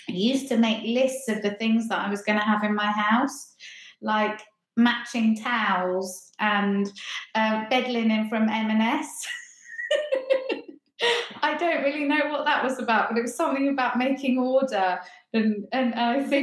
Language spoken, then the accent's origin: English; Ringmer, South East England, United Kingdom; moved away as an adult; now in Hackney, London, United Kingdom; I'm from Ringmer, which is just outside Lewes, kind of the other side of Brighton. Yeah, so down in East Sussex.